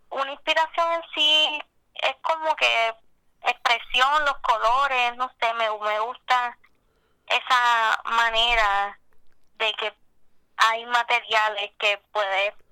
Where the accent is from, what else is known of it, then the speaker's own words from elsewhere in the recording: Cabo Rojo, Puerto Rico; este, de Cabo Rojo.